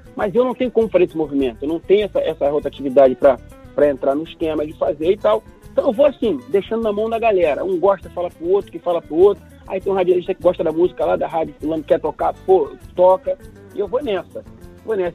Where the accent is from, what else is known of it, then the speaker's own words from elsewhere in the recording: Rio de Janeiro, Brazil; Madureira, que é meu lugar